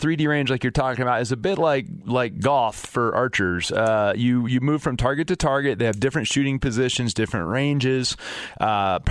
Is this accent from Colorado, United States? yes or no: yes; Fort Collins, Colorado, United States; up north in Fort Collins where I'm from